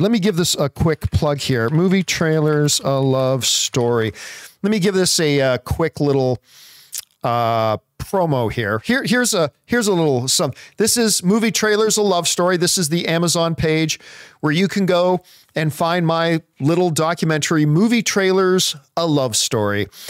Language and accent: English; Canada; growing up in Canadian winters